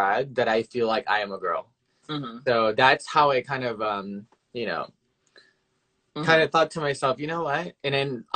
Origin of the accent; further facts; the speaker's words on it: Memphis, Tennessee, United States; moved away as an adult; now in New York City, United States; I'm from Memphis, Tennessee